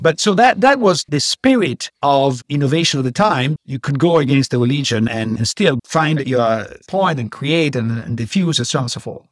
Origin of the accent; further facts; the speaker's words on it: Padua, Veneto, Italy; moved away; I grew up in Padua